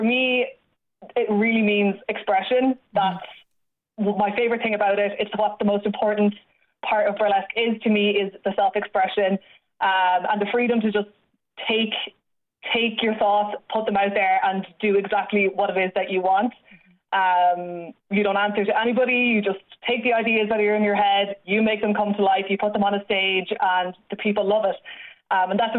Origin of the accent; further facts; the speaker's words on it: Galway, Connacht, Ireland; moved away as an adult; also born or lived in London; Galway, which is where I'm from.